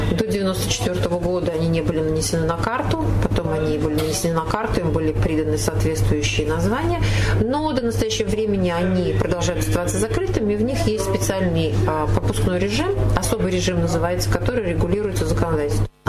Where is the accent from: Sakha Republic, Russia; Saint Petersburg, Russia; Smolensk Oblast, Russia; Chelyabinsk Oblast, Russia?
Chelyabinsk Oblast, Russia; Chelyabinsk; Она говорит, а из какого города? Мы говорим, из Челябинска.